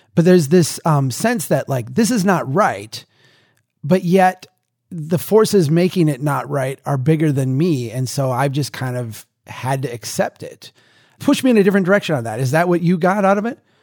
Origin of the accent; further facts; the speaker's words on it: Brainerd, Minnesota, United States; my hometown here, in Brainerd